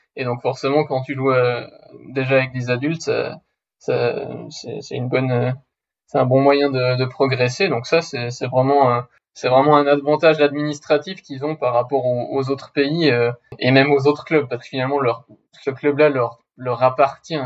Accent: Switzerland; je suis suisse

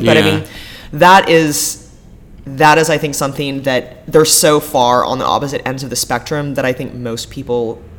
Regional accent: Corvallis, Oregon, United States; also born or lived in Hawaii; now in Portland, United States; I grew up in Corvallis, about an hour and a half

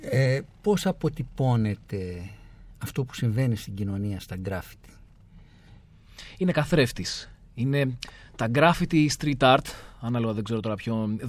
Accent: Athens, Attica, Greece; την αγαπώ την Αθήνα. Και το λέω δηλαδή, ξέρεις, με όση βαρύτητα μπορώ να δώσω. Είναι η πόλη μου. Μ' αρέσει. Έχω μεγαλώσει σε αυτήν για διάφορους λόγους ε, οικογενειακούς, επαγγελματικούς.

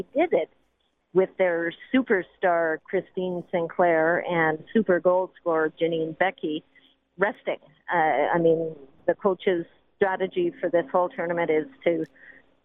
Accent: Canada

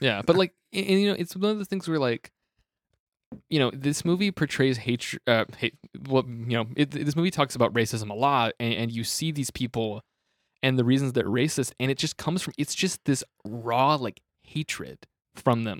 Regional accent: Tulsa, Oklahoma, United States; I'm from Tulsa, like Oklahoma.

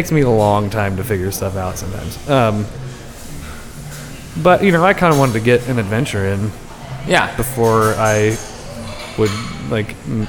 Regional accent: Indiana, United States; moved away as an adult; also born or lived in Portland; I would tell people I was from Indiana, but then I learned really, really quickly not to tell anybody that I'm a transplant from the Midwest

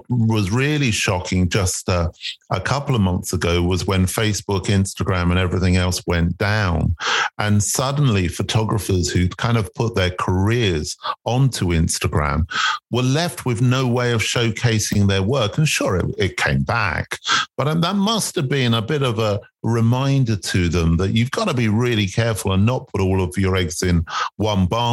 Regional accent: London, United Kingdom; he documents the streets I grew up on and I was born in South London

